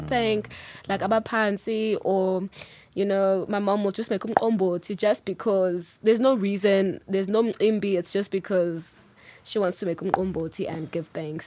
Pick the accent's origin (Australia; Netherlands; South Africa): South Africa; Durban, KwaZulu-Natal; now in Johannesburg, South Africa; I'm originally from Durban, so very much a Zulu girl. Um, but live in Joburg now, I'm based here.